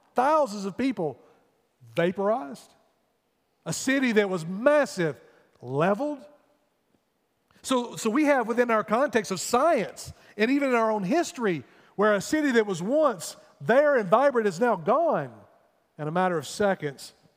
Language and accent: English; United States; as American people